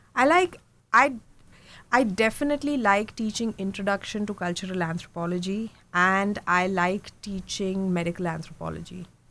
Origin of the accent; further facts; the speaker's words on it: India; moved away; also born or lived in Mumbai / Germany; I'm from India. I was born and brought up in India. Um, I was born in Mumbai, so west central, I would say. But I really lived um, all over India because my dad was in the army.